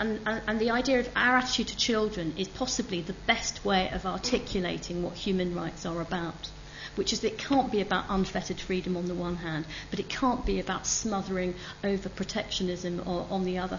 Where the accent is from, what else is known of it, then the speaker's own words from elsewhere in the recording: United Kingdom; I don't have a problem with the idea that I am British.